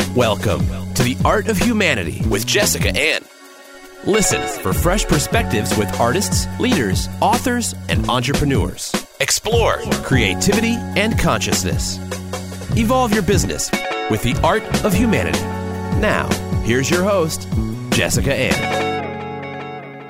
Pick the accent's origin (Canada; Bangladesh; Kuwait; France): Canada; accent: Canadian; I grew up in Canada.